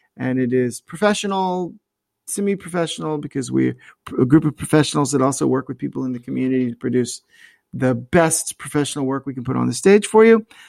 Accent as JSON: {"language": "English", "town": "North Myrtle Beach", "region": "South Carolina", "country": "United States", "tie": "born or raised there", "said": "both Mindy and I grew up in the North Myrtle Beach area"}